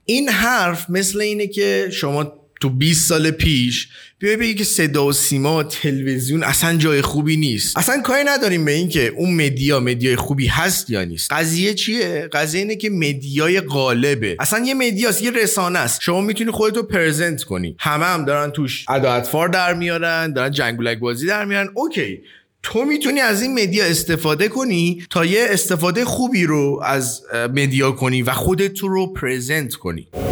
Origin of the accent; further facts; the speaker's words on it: Iran; به عنوان یک ایرانی